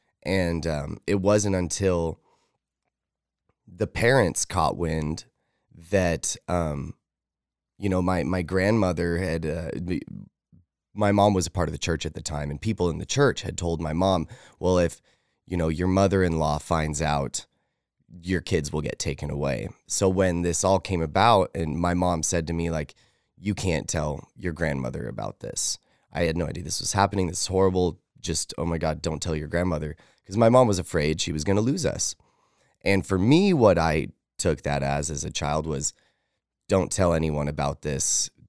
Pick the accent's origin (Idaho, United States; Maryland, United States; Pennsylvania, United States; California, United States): Idaho, United States; Idaho Falls; also born or lived in Fort Stewart, Georgia; I was born in Fort Stewart, Georgia. My dad was in the military, and my mom and him were very young. They were teenagers. But they were both from Idaho Falls. So they moved back to Idaho Falls, where family was, after I was born.